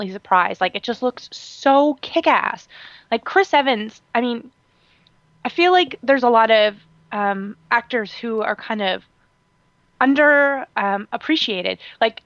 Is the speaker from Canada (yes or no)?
yes; Canada; as a Canadian